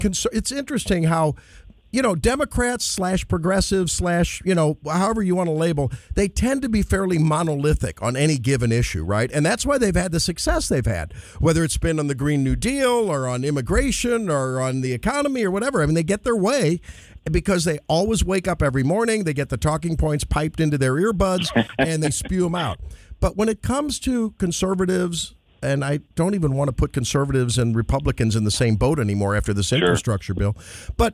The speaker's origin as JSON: {"language": "English", "town": "St. Louis", "region": "Missouri", "country": "United States", "said": "I'm from St. Louis, where we say Highway 40"}